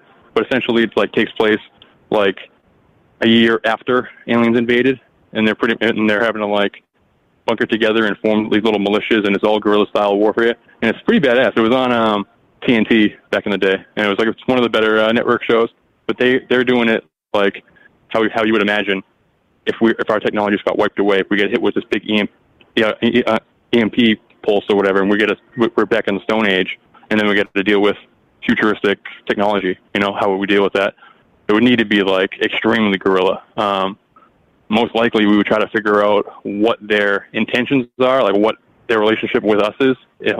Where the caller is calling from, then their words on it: Massachusetts, United States; from Mass, the ….